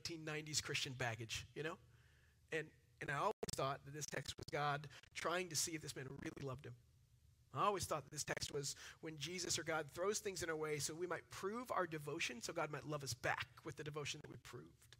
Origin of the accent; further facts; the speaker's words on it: Dallas, Texas, United States; I'm from Dallas